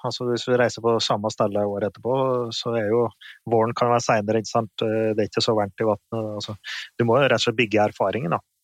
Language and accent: Norwegian; Finnskogen, Innlandet, Norway; hjemme på Finnskogen